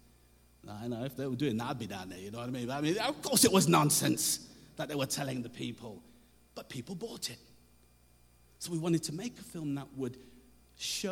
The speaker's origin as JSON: {"language": "English", "town": "Coventry", "region": "West Midlands", "country": "United Kingdom", "said": "I'm from Coventry"}